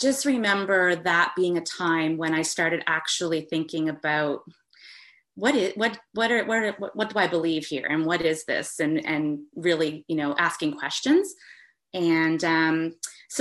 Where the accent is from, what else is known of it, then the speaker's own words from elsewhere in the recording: East Coast of Canada, Atlantic Canada, Canada; I'm from the East Coast of Canada